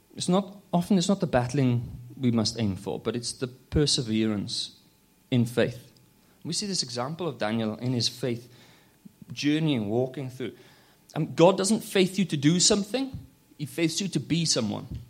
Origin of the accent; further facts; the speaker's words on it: Wales, United Kingdom; now in London, United Kingdom; I'm from London. I'm originally from Wales